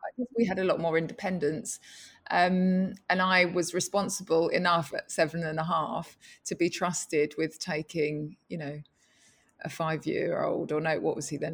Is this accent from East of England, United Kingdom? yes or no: no; London, United Kingdom; when I was a child growing up in East London